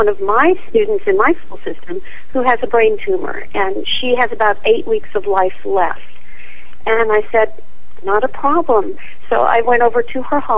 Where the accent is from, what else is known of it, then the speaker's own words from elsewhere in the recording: Scottsdale, Arizona, United States; moved away as an adult; also born or lived in Dallas, Texas; I grew up in Scottsdale, Arizona